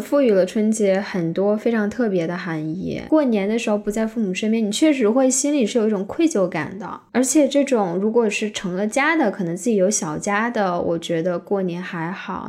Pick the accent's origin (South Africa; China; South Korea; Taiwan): China; moved away; 我是一个在中国长大的人